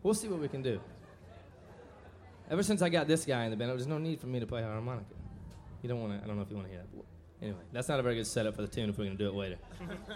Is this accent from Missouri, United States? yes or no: yes; St. Louis, Missouri, United States; We come from South City, St. Louis, Missouri